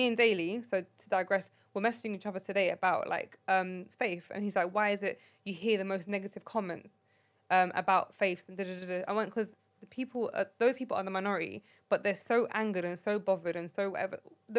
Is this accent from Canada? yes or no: no; United Kingdom; it made me, like, grown up British, as you can see just there. It's the fact that we are British, but only when it suits, good enough.